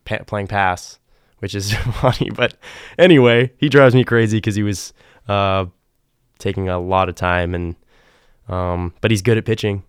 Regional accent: New England, United States; growing up in New England

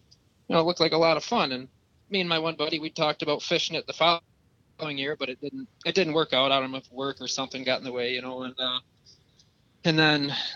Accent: Port Hope, Michigan, United States; now in Harbor Beach, United States; I grew up in Port Hope my whole life

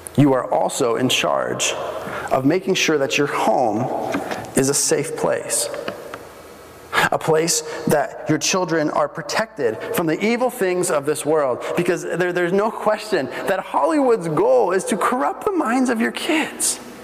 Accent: Bolivia; moved away; I grew up in Bolivia, and we had uh, walls all the way around our house.

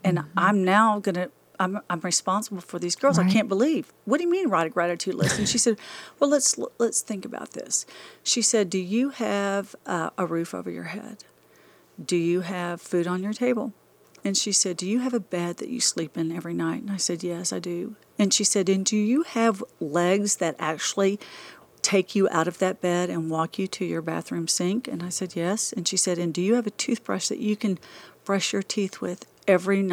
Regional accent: Dallas, Texas, United States; also born or lived in Amarillo, Texas; I was raised in Dallas. I was raised here

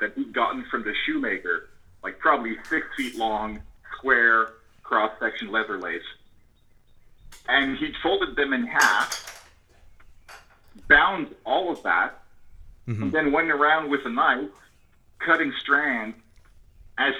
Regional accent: Montreal, Quebec, Canada; I grew up in and around Montreal, Canada

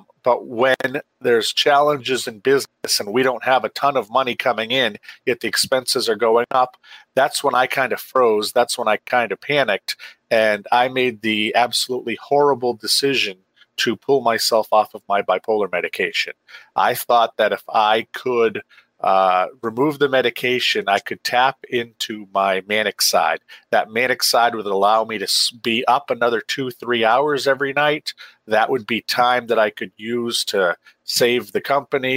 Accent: Maine, United States; I rose up in the ranks of journalism in Maine

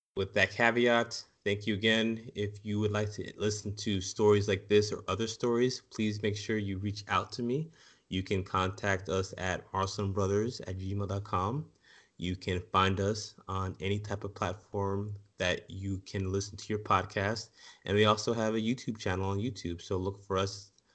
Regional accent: United States; as American society

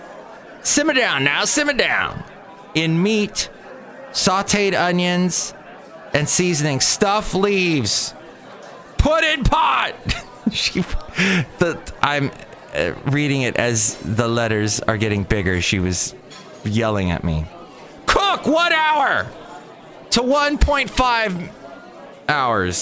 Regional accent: Los Angeles, California, United States; when I lived in Van Nuys growing up, Van Nuys, California

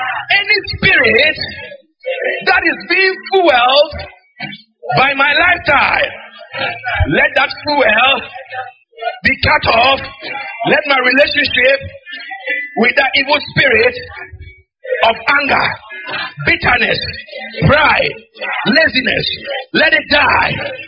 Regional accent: Jamaica; The Gleaner. Yeah. Because I'm Jamaican, or you're not aware.

